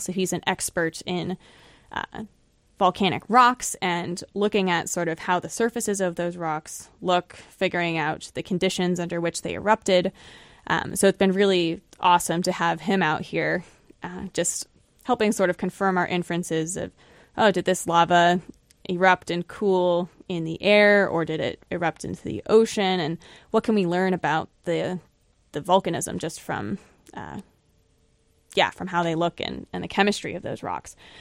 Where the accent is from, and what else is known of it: Florida, United States; born or raised there; moved away as an adult; also born or lived in Buffalo, New York; now in New Hampshire, United States